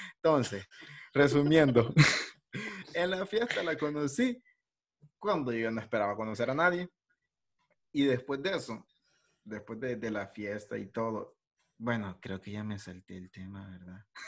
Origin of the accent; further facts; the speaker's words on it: El Salvador; yo soy de, de El Salvador